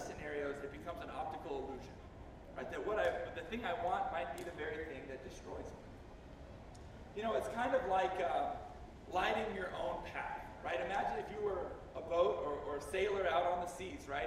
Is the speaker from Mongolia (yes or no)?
no; Fort Worth, Texas, United States; moved away; I grew up in Fort Worth, Texas